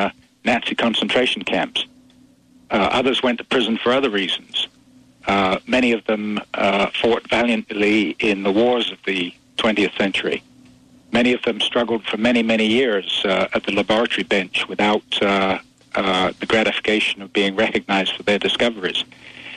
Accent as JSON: {"language": "English", "country": "United Kingdom", "moved": "as an adult", "lives_now": "Canada", "said": "I immigrated from Britain to Canada when I was 21 years old and started new life and a new career here"}